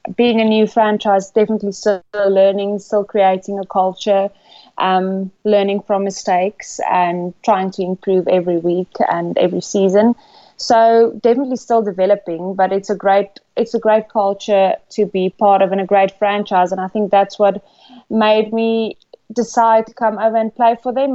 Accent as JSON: {"language": "English", "country": "South Africa", "moved": "as an adult", "lives_now": "England", "said": "I'm from South Africa. Back home, I'm an accountant"}